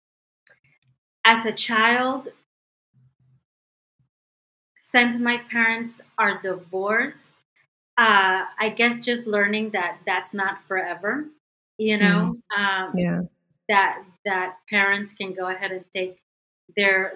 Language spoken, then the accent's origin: English; Fort Lauderdale, Florida, United States; moved away as an adult; also born or lived in Medellín, Colombia / Miami, Florida; now in Dallas, United States; Then we moved to Miami, to the United States in 1981. So I grew up in Fort Lauderdale, and that's where I was, I would say, the first half of my life